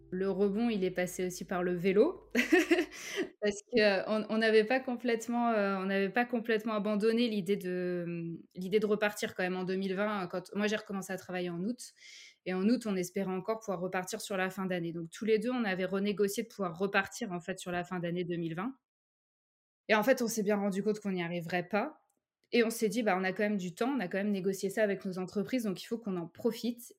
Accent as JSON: {"language": "French", "town": "Saint-Brieuc", "region": "Brittany", "country": "France", "also_born_or_lived": "Paris", "moved": "as an adult", "lives_now": "Cherbourg, France", "said": "Je suis bretonne de base. Euh, j'ai vécu à, Saint-Brieuc et ensuite je suis partie à Paris pour faire mes études."}